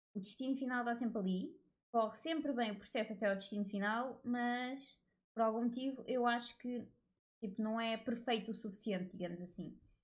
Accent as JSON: {"language": "Portuguese", "country": "Portugal", "tie": "born or raised there", "said": "Eu nasci em Portugal"}